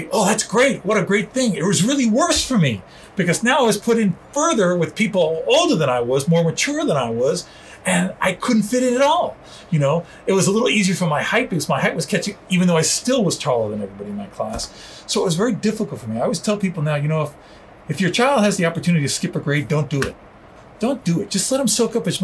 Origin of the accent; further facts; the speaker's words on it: New York City, New York, United States; first language Spanish; English is a second language; moved away; also born or lived in Miami; going to the Bronx Zoo, growing up in New York